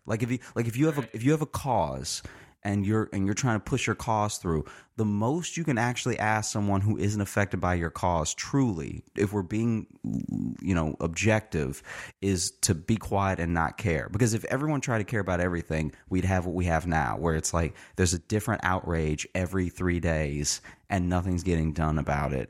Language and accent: English; Louisiana, United States; also born or lived in Chicago; now in New York, United States; I grew up in Louisiana